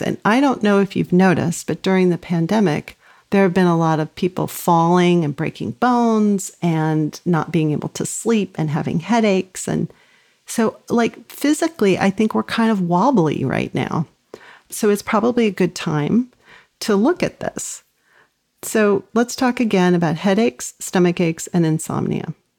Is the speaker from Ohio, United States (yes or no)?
no; Los Angeles, California, United States; I grew up in Los Angeles